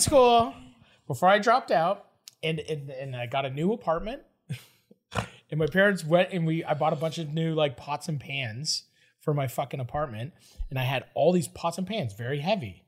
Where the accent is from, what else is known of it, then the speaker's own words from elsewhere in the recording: Toronto, Ontario, Canada; I'm from Toronto